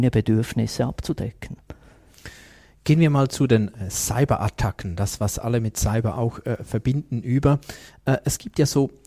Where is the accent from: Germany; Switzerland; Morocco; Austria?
Switzerland; wie gut sind wir da als Schweizer?